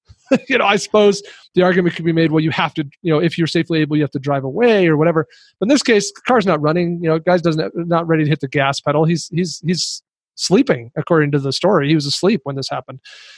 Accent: Kingston, Jamaica; I am from Kingston in Jamaica

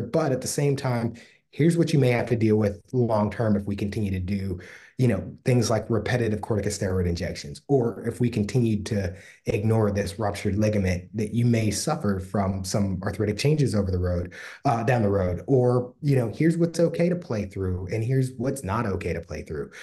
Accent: Pittsburgh, Pennsylvania, United States; I'm from Pittsburgh

